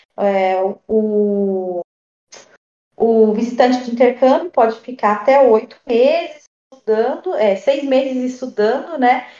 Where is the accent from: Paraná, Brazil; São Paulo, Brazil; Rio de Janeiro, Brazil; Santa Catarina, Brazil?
São Paulo, Brazil; Taubaté; also born or lived in United States; eu sou da cidade de Taubaté